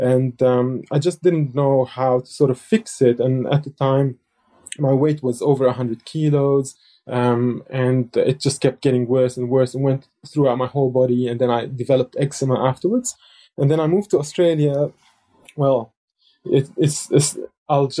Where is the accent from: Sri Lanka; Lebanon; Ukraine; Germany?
Lebanon; South Lebanon; I was born in Lebanon in 1980, which is really the peak of the civil war. And at that time, I lived in a southern village